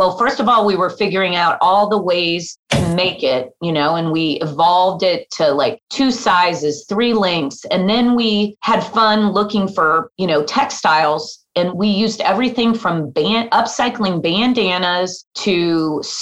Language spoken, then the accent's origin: English; Des Moines, Iowa, United States; moved away; also born or lived in Kansas; my hometown of Des Moines, Iowa